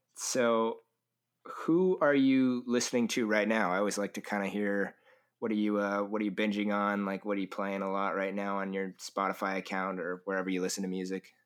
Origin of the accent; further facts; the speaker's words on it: California, United States; I am from California